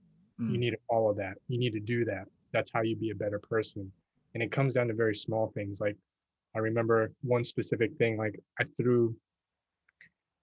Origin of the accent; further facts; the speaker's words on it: Texas, United States; moved away as an adult; also born or lived in New York; I grew up in Texas